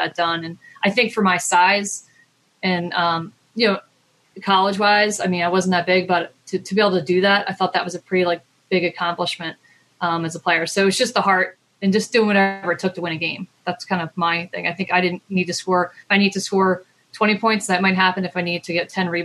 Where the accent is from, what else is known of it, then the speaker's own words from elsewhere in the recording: Maryland, United States; I'm from Maryland.